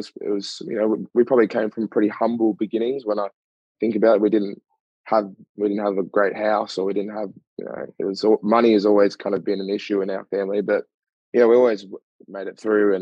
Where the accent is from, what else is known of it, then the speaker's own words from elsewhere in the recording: Melbourne, Victoria, Australia; Grew up in East Doncaster